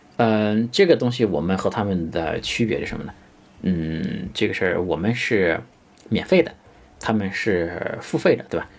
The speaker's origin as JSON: {"language": "Chinese", "country": "China", "said": "其实 KOL 这个词是我们中国人发明的一个词"}